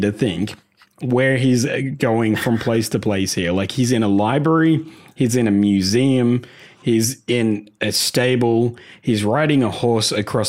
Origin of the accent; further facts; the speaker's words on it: Australia; we're three guys from Australia.